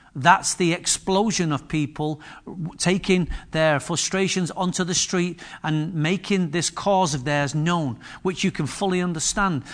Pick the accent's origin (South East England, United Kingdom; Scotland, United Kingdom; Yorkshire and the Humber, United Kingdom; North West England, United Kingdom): North West England, United Kingdom; Manchester; also born or lived in Wythenshawe / Moss Side; But I was born in Higher Openshaw, Manchester. And I've been raised in some of the most posher parts of Manchester that you could ever imagine.